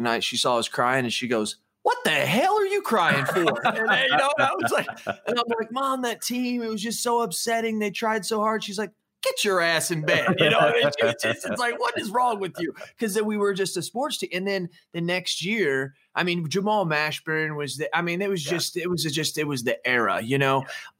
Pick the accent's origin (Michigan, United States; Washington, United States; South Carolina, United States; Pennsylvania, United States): Washington, United States; Everett; also born or lived in Phoenix, United States / Dallas, United States; I was born in Phoenix, Arizona, moved to Dallas, Texas, moved to Everett, Washington, moved here.